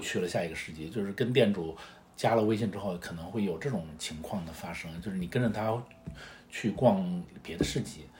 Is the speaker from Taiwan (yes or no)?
no; northern China, China; now in Shanghai, China; 我是北方人